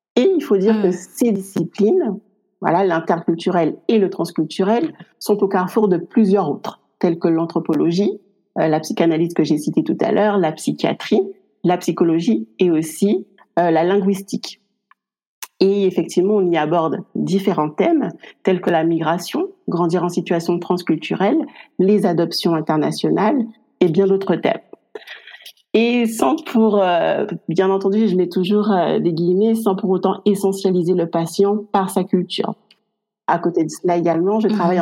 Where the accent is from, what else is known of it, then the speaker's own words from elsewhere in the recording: Guadeloupe; moved away as an adult; now in France; je suis originaire également de la Guadeloupe. Et je vis en France depuis maintenant 12 ans.